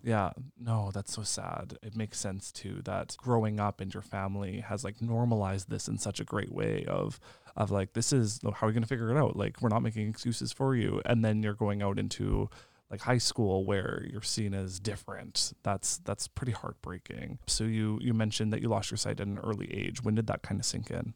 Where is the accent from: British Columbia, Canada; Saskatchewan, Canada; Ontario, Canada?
Saskatchewan, Canada; Lambert; I'm from Lambert, which is about thirty minutes away from Indian Head